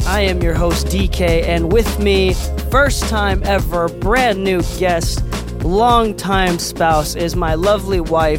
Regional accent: Okinawa, Japan; And I'm Okinawan. I'm from Okinawa, Japan.

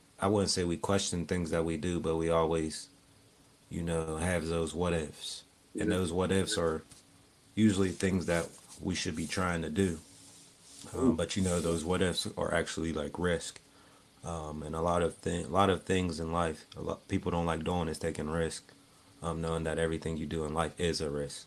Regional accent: Pittsburgh, Pennsylvania, United States; I'm from Pittsburgh, yeah. Pittsburgh on the north side, born and raised on the north side.

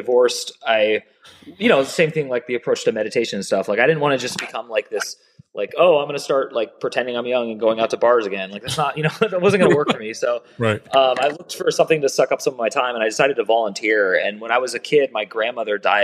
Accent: United States; also born or lived in Pittsburgh, Pennsylvania / San Francisco; I was raised Jewish in America.

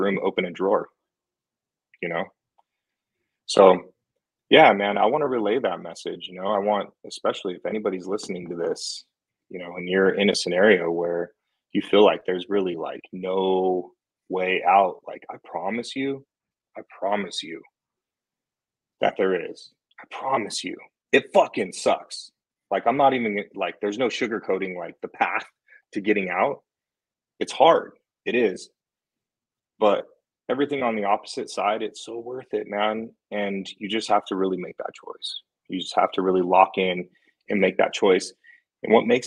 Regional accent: Fullerton, California, United States; moved away as an adult; now in Las Vegas, United States; I grew up in Fullerton. It's a small town in Orange County.

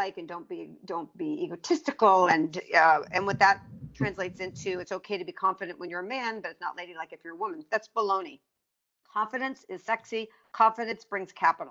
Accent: East Coast, United States; now in California, United States; I'm from the East Coast

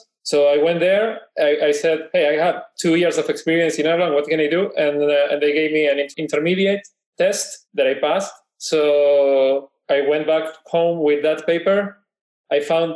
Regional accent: Buenos Aires, Argentina; I am Porteño from Buenos Aires.

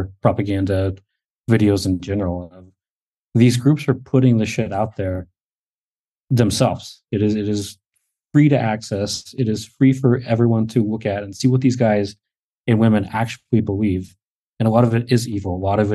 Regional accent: United States

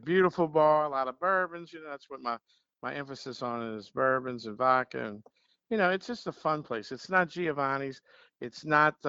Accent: Metairie, Louisiana, United States; I, I, was born and raised right down the street on Lake Villa

